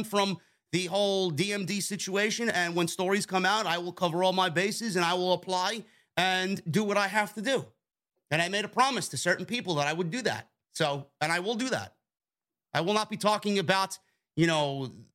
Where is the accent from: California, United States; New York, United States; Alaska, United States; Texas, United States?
New York, United States; New York City; I'm a fucking New Yorker. I'm born and raised in the Bronx